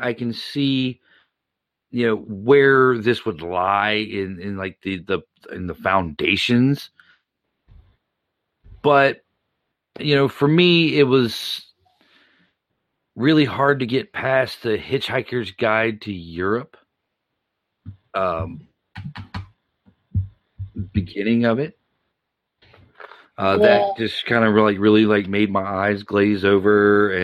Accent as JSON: {"language": "English", "town": "Baton Rouge", "region": "Louisiana", "country": "United States", "tie": "born or raised there", "said": "growing up near Baton Rouge, you know, I'm used to people who work on the river"}